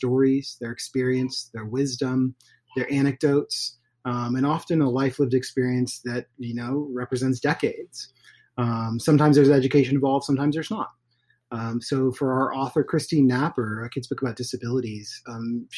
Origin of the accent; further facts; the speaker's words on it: Portland, Oregon, United States; I was born in Portland, Oregon